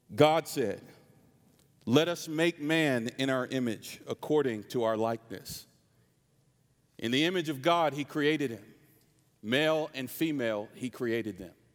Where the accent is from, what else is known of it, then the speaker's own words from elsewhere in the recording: North Carolina, United States; I'm from North Carolina. This is my real accent